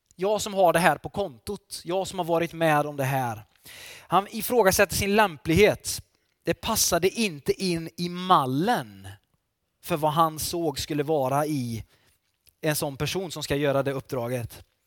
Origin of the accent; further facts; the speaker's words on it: Falköping, Västra Götaland, Sweden; now in Varberg, Sweden; jag är ju västgöte från början kan jag säga också. Jag kommer från Falköping